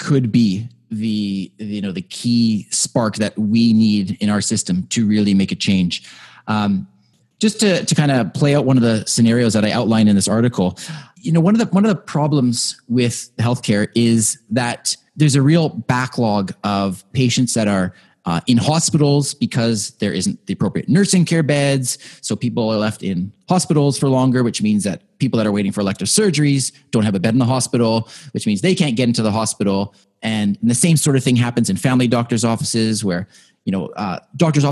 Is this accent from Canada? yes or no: yes; Canada; I am very proud of that as a Canadian